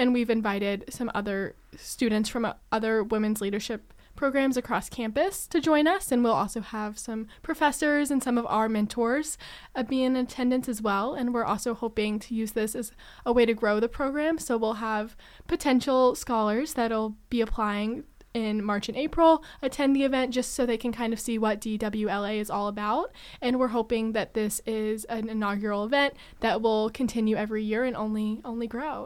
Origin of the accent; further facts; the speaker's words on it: Lexington, Kentucky, United States; moved away as an adult; also born or lived in Michigan; now in East Lansing, United States; I'm originally from Lexington, Kentucky, um, right where the University of Kentucky is located, and I wanted the big college experience, but still able to spread my wings and kind of leave my hometown